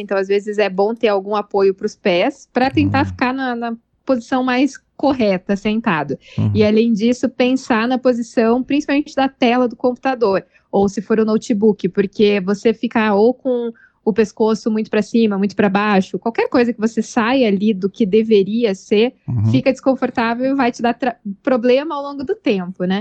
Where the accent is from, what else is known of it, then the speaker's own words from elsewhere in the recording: Curitiba, Paraná, Brazil; also born or lived in Denmark / Portugal; Sou de Curitiba e trabalho aqui